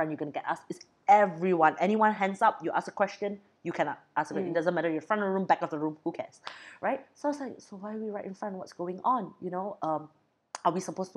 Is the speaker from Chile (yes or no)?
no; Brunei; I'm from Brunei.